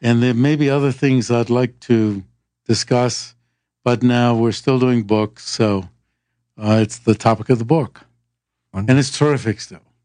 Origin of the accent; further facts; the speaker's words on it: Rhode Island, United States; also born or lived in Vermont; I come from Rhode Island